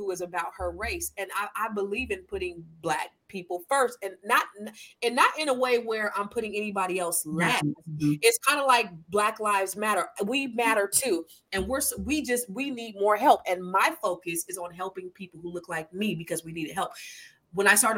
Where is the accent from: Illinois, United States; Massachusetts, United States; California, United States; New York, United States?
California, United States; I come from California